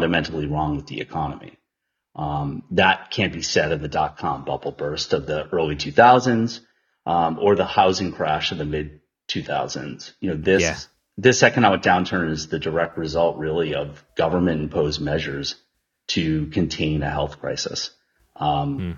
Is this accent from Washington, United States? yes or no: no; Long Island, New York, United States; moved away as an adult; also born or lived in Boston / Notre Dame, Indiana; now in San Francisco, United States; I was born and raised on Long Island. I spent 11 years in Boston before moving to the West Coast